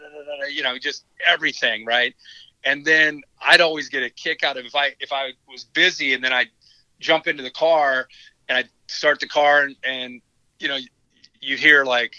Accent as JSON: {"language": "English", "town": "Trotwood", "region": "Ohio", "country": "United States", "tie": "born or raised there", "also_born_or_lived": "Centerville / Franklin / Cincinnati", "said": "Let's see, I grew up in Trotwood when I was younger in the Dayton area. And then I moved to Centerville for a couple years. My mom got remarried. I moved to Franklin."}